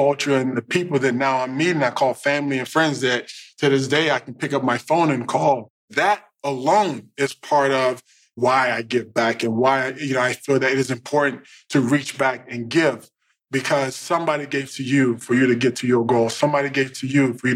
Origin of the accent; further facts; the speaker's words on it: Dallas, Texas, United States; moved away as an adult; also born or lived in Indiana; I grew up in Dallas